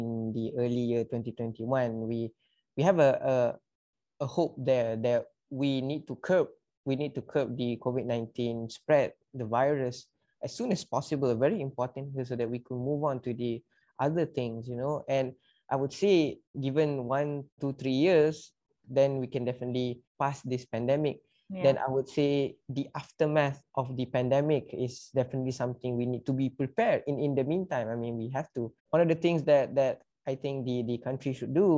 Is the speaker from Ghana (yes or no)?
no; Malaysia; come together as Malaysian